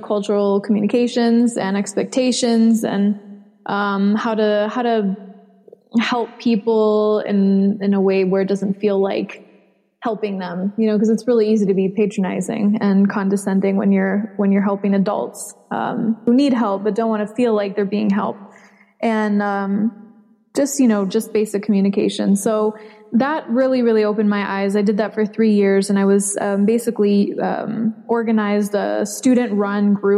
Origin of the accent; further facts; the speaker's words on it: Chicago suburbs, Illinois, United States; I grew up in the Chicago suburbs.